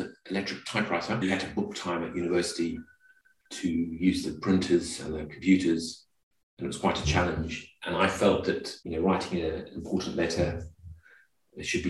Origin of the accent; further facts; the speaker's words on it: Zimbabwe; moved away as an adult; now in United Kingdom; I was born in Zimbabwe, did all of my school there.